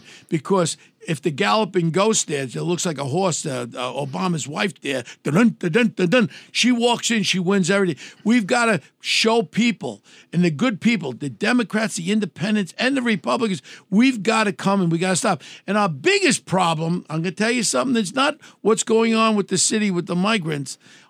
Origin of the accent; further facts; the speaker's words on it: New York City, New York, United States; I grew up in Ozone Park. You know where I grew up and all. I grew up with all the wise guys.